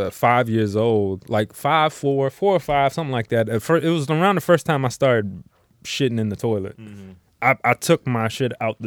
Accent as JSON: {"language": "English", "country": "United States", "said": "we're all from America"}